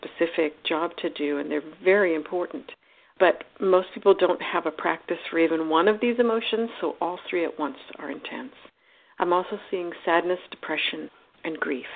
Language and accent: English; United States